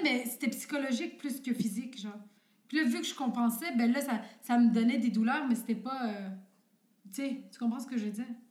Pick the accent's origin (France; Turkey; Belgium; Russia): Turkey; moved away; je viens de la Turquie